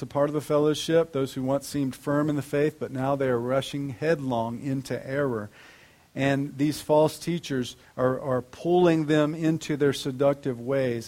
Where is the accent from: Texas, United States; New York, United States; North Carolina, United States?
North Carolina, United States